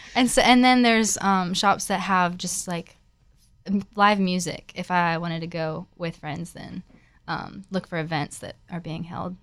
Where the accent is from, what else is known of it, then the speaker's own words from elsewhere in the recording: Florida, United States; moved away as an adult; now in Nashville, United States; I'm not actually from Nashville. I'm originally from Florida, and I came here for college